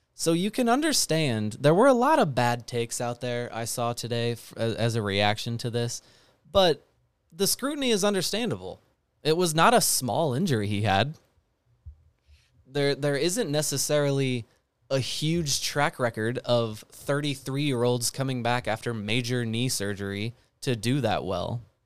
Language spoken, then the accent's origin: English; United States; I'm an American.